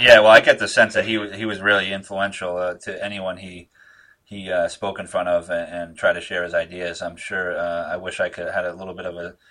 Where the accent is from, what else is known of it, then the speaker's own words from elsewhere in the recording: Northeast, United States; I'm from here